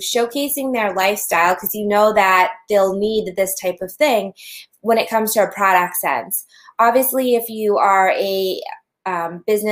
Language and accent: English; Massachusetts, United States; we're from Massachusetts